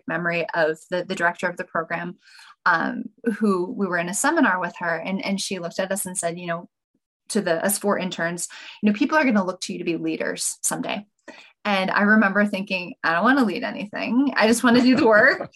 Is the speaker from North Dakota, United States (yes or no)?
yes; North Dakota, United States; moved away as an adult; also born or lived in Sacramento, California; I was born and raised in North Dakota